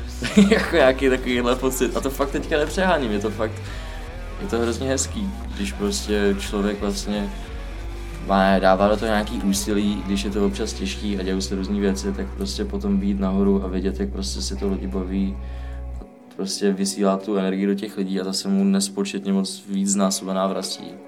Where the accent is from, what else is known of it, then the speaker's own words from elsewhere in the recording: England, United Kingdom; now in Czech Republic; jsem vyrůstal vlastně hodně dlouho v Anglii